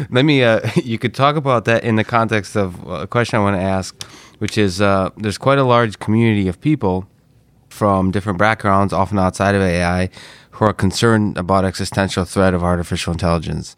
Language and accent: English; Russia; moved away; I'm Russian originally